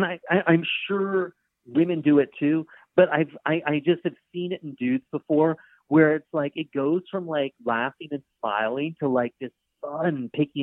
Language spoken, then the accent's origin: English; Charleston, South Carolina, United States; I grew up in Charleston, and my dad was a doctor